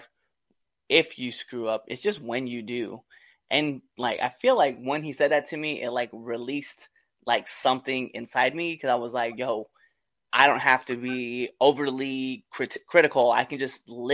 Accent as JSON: {"language": "English", "region": "Nebraska", "country": "United States", "tie": "born or raised there", "also_born_or_lived": "Hawaii", "moved": "yes", "said": "one of them is my home state, right? So I would love to wrestle back in the state of Nebraska"}